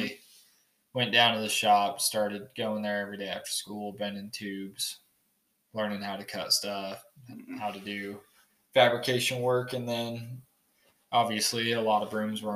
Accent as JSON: {"language": "English", "town": "Clearfield", "region": "Utah", "country": "United States", "tie": "born or raised there", "said": "I'm from Clearfield, Utah. So just about an hour south of here. Kind of a little bit more suburb area than rural. Mm-hmm. It's a kind of a shithole. I hate it in there. But yeah, I spent all 17 years of my life down there."}